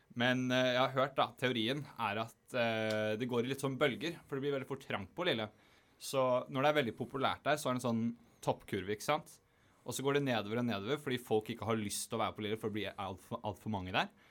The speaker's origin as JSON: {"language": "Norwegian", "region": "Eastern Norway", "country": "Norway", "moved": "yes", "lives_now": "Bergen, Norway", "said": "som østlending"}